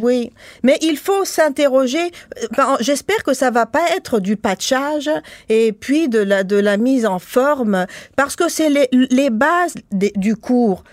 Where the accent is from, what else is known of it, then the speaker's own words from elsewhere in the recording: Tunisia; now in Quebec, Canada; moi je suis tunisienne